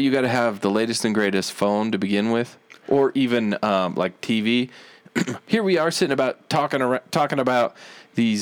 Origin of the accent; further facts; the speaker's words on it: Florida, United States; I'm from Florida. In Florida, we do this kind of stuff